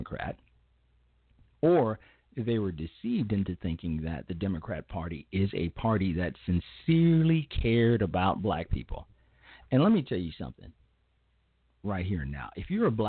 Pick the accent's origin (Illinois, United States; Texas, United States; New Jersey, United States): Illinois, United States; Chicago; my hometown of Chicago, Illinois